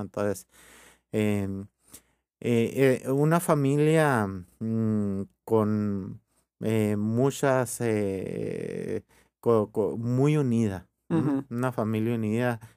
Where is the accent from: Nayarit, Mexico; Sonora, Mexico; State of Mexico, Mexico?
Sonora, Mexico; Hermosillo; born or raised there; also born or lived in Ures, Sonora / Rome